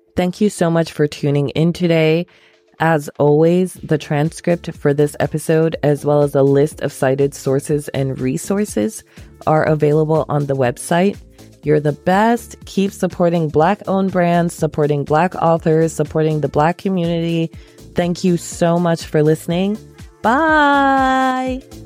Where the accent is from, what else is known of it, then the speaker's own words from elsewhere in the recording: Ghana; moved away; I am from Ghana. My family is from Ghana.